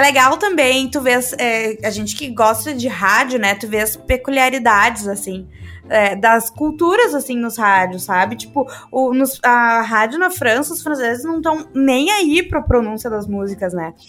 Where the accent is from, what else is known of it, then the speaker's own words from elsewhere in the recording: Brazil; a gente brasileiro